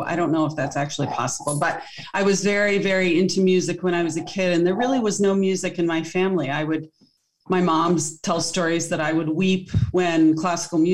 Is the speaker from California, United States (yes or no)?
no; Wilmington, Delaware, United States; I grew up in Wilmington, Delaware